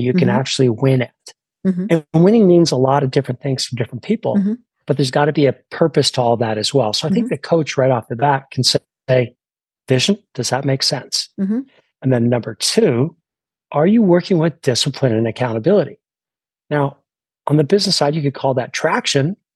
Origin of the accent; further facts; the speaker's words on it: Canada; now in United States; I was born in Canada